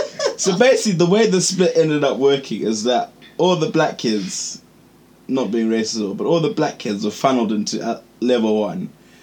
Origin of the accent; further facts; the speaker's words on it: Zimbabwe; moved away; born and bred in Zimbabwe, like, I'm a Shona, but see me, I just hated the subject. Like, my Shona is very limited